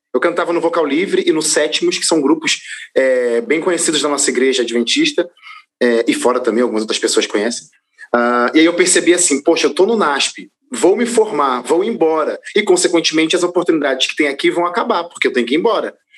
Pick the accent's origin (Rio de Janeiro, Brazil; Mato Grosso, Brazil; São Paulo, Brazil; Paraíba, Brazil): Rio de Janeiro, Brazil; moved away; eu sou natural do Rio de Janeiro